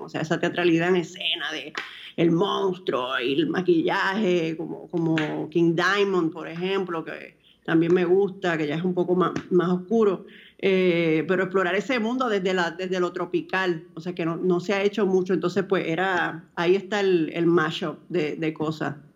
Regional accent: Dominican Republic; para mí como dominicana

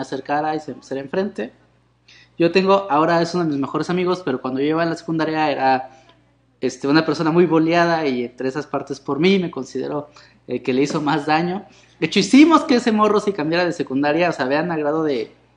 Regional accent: Mexico City, Mexico; yo también soy de Iztapalapa

